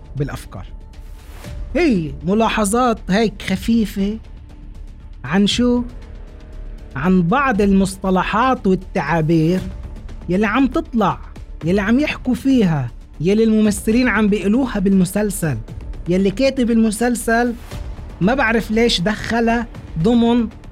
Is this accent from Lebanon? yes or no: yes; Lebanon; عنا بلبنان